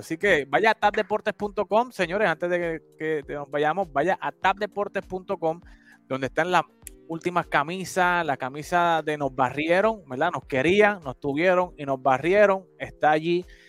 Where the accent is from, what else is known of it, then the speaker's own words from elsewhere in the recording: Puerto Rico; moved away; como buen puertorriqueño, aunque estamos en la diáspora